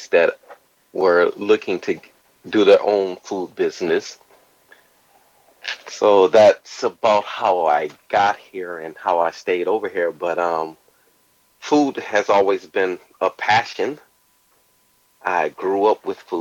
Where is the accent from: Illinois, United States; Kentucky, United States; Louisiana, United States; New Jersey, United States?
Illinois, United States; Joliet; moved away as an adult; now in Tokyo, Japan; I was born and raised in Joliet, a little outside of Chicago